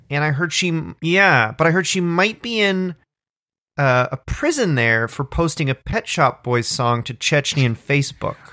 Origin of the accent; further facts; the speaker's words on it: Orangeville, Ontario, Canada; I grew up in Orangeville